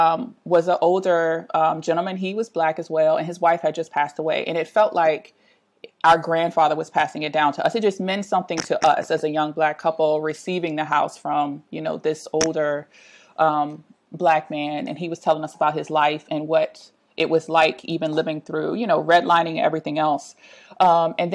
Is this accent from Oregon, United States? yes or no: no; Richmond, Virginia, United States; I have lived in Richmond my entire life. I'm a lifelong resident